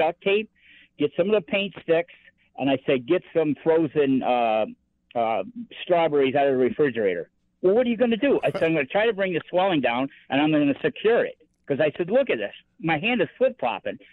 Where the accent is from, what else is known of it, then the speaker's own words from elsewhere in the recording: Buffalo, New York, United States; also born or lived in Italy; When I moved from Italy to back to Buffalo, when I got out of the Army, because I was stationed in Italy